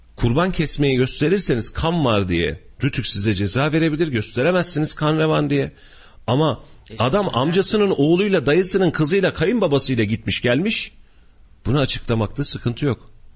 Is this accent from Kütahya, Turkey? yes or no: yes; Kütahya, Turkey; ben de köylüyüm aslında